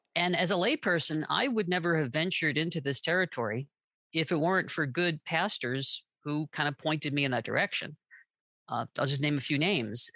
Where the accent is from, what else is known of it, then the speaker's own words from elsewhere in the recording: New York, United States; moved away as an adult; now in Southern California, United States; I'm originally from New York